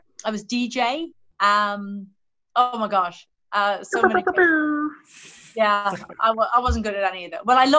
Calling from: Southampton, South East England, United Kingdom; Hi, everyone. I'm coming from Southampton in the UK.

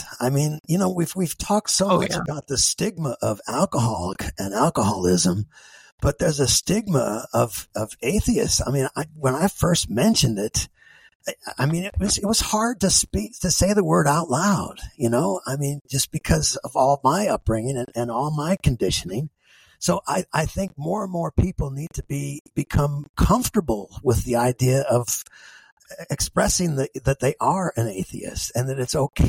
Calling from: Terre Haute, Indiana, United States; I'm speaking from Terre Haute, Indiana, which is, you know, part of the Bible Belt

